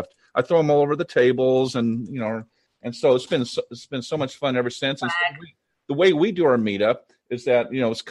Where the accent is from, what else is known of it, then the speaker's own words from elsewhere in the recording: Whittier, California, United States; Whittier, California? That's where I'm from